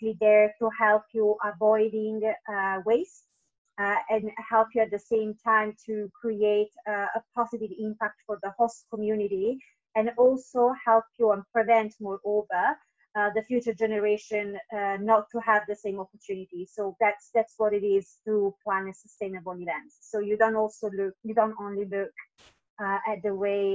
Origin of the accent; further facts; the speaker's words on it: Italy; moved away as an adult; also born or lived in Tenerife, Spain / London, United Kingdom; now in Singapore; I am originally from Italy, and I have been working in events since I was 18